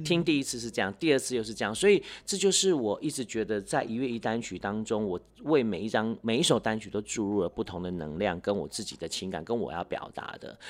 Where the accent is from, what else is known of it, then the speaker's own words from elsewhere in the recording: Taiwan; first language Hakka; Chinese is a second language; moved away; also born or lived in Taipei; 我是隔代教养嘛，哦。所以，呃，可能我 也在客家村长大，是。虽然说那个时候也有那种就是语言的限制，哎，要讲华语，要讲，呃，对。国语什么的， 可是回到家还是讲自己的母语多一些